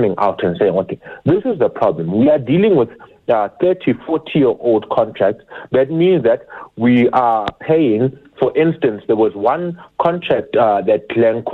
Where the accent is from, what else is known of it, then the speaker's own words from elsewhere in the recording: South Africa; we as South African citizens